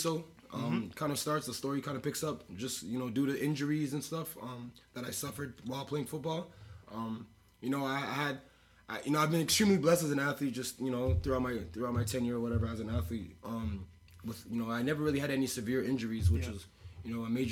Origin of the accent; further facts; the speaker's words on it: Canada; being a Canadian athlete